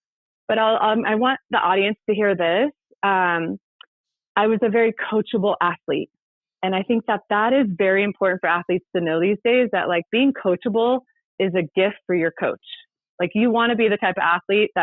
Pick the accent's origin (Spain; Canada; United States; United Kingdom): United States; Ventura, California; my sister made the high school volleyball team in my hometown of Ventura